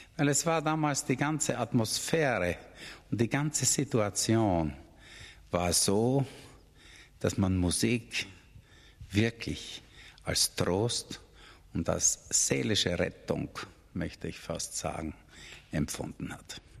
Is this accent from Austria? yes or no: yes; Austria; bei uns in Österreich